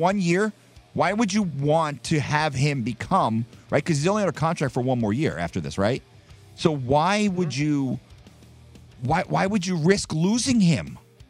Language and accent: English; Jersey Shore, New Jersey, United States; growing up in the Jersey Shore. We had Monmouth Park.